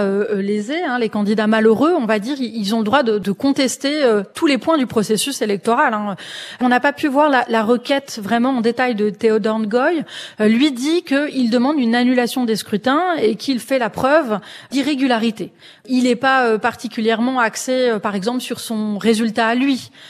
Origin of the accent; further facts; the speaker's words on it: France; en tant que Français.